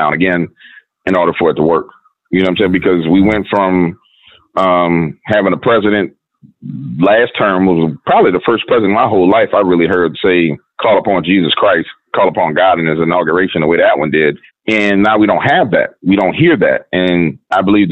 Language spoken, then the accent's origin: English; United States; I'm American.